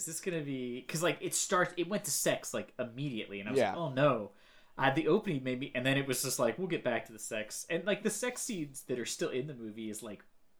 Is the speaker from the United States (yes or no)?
yes; United States; I'm American